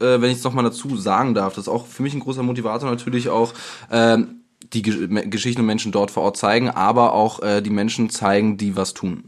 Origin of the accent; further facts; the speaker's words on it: Germany; wir als Deutsche